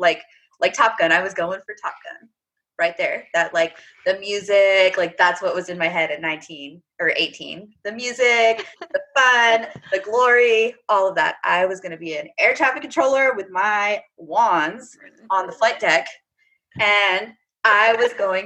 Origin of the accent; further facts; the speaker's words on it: Apache Junction, Arizona, United States; moved away as an adult; also born or lived in Vermont; I am from a small town east of Phoenix called Apache Junction, Arizona